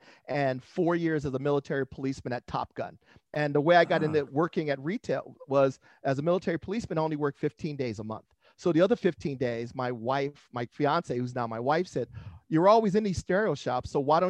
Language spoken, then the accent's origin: English; Los Angeles, California, United States; moved away as an adult; now in San Diego, United States; I grew up in San Pedro, Los Angeles area